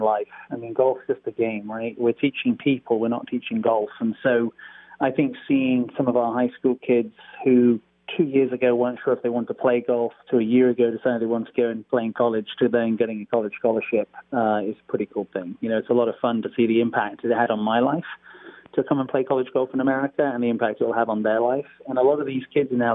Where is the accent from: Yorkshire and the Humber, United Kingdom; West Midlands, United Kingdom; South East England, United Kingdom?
West Midlands, United Kingdom; Stratford-upon-Avon; moved away as an adult; also born or lived in California; now in Folsom, United States; I'm from Stratford-on-Avon, where Shakespeare is born